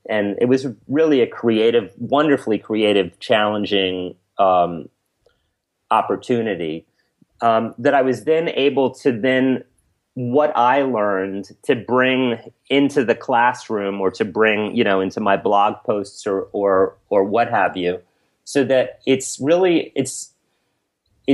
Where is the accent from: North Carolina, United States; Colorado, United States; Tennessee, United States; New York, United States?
New York, United States; New York City; I was brought up in Alphabet City in New York City